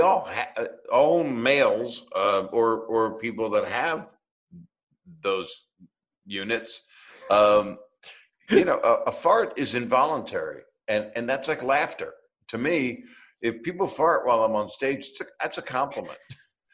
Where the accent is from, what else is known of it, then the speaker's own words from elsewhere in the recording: Norfolk, Virginia, United States; I grew up in Norfolk, Virginia